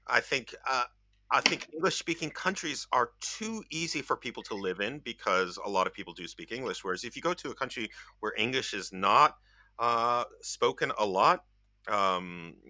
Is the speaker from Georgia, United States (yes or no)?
yes; Georgia, United States; moved away as an adult; now in Japan; where in America are you from? And I tell them Georgia